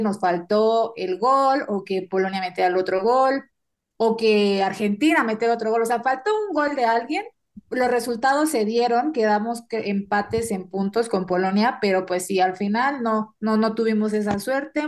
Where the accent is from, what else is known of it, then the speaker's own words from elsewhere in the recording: Mexico; somos mexicanos